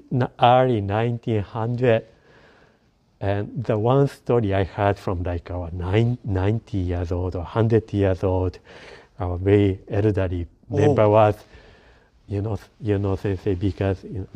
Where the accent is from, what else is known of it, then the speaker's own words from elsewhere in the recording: Japan; English is a second language; now in Vancouver, Canada; Yeah, because when I came to, I came from Japan.